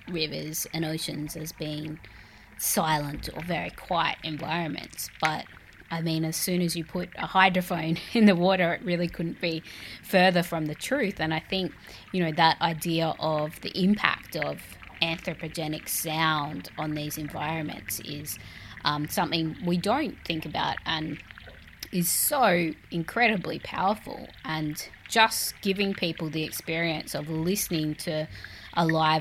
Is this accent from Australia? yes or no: yes; Australia; I'm an Australian artist, curator and composer